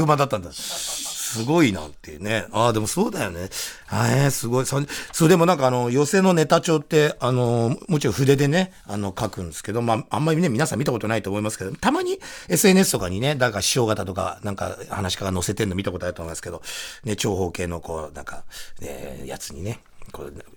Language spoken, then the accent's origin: Japanese; Shinagawa, Tokyo, Japan; 住んでるところも、生まれも同じ東京都品川区小山三丁目